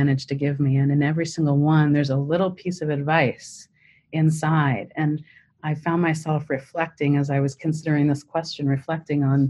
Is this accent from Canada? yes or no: yes; Canada; moved away; I'm Canadian originally